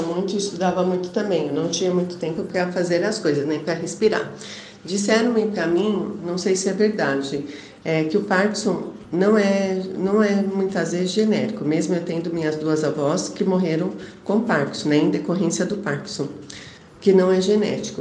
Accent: São Paulo, Brazil; sou aqui de São Paulo, da capital

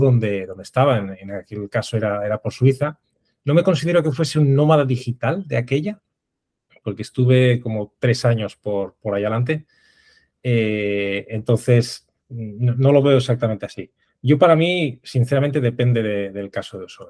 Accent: Oviedo, Asturias, Spain; moved away as an adult; now in Madrid, Spain; ahora mismo estoy en, Madrid, pero soy originario de Oviedo

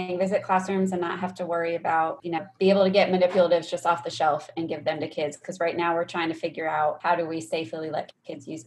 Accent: New York, United States; now in Austin, United States; I'm from New York

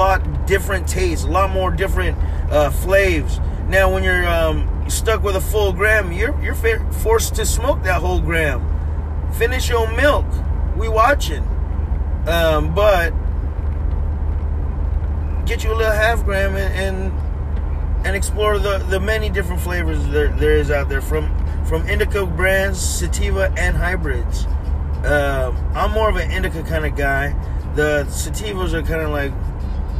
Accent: Oxnard, California, United States; my hometown, your favorite place to be, top of the food chain, OXD, Oxnard

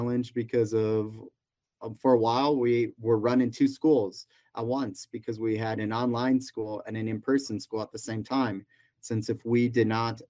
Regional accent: Denver, Colorado, United States; also born or lived in Taiwan; now in Colorado, United States; I grew up in the Denver area before moving down here.

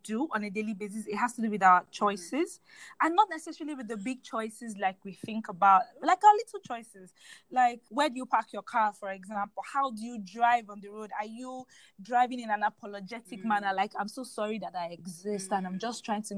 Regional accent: Nigeria; I'm very proud to take up space as a Nigerian

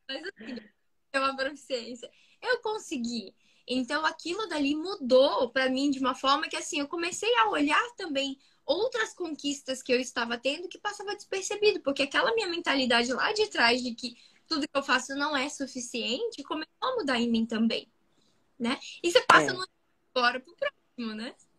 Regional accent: interior of Rio de Janeiro state, Brazil; eu, nasci no Rio de Janeiro, fui pro interior, morei muitos, muitos anos no interior do Rio de Janeiro. E depois eu voltei pro Rio mesmo

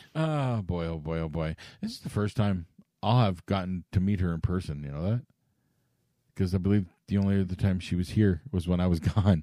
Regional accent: Canada

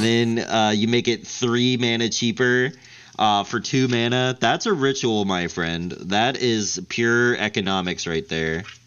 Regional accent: the South, United States; I'm from the South, and my church

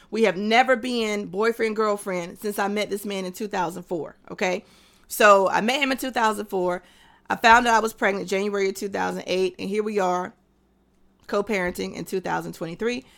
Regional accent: North Carolina, United States; also born or lived in Texas / Tennessee; I'm from North Carolina.

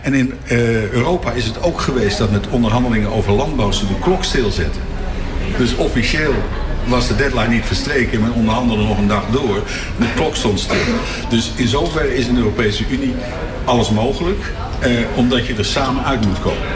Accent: The Hague, South Holland, Netherlands; ik ben Hagenaar

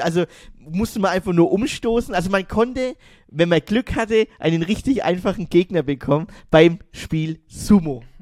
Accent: Germany; bei uns in Deutschland

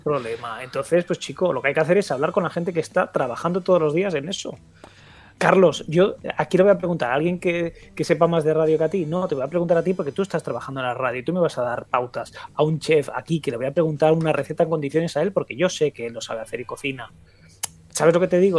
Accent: Galicia, Spain; also born or lived in Catalonia; estudiando cuando yo nací en Cataluña, obviamente hasta, hasta, hasta cuarto de primaria, y luego he estado en Galicia

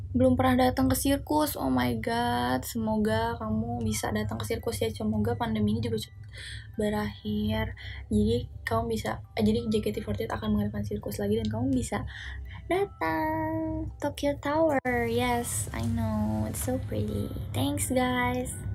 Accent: Java, Indonesia; aku orang Jawa tapi kayak aku tuh ngerti kalau orang ngomong bahasa Jawa tapi nggak bisa ngebalesnya

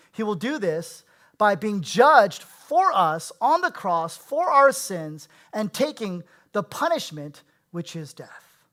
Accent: Bay Area, California, United States; I was born and raised in the Bay Area

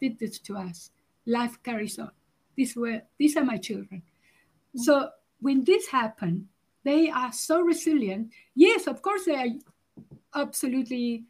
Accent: Uruguay; now in South Africa; I'm originally from Uruguay, so I emigrated to South Africa

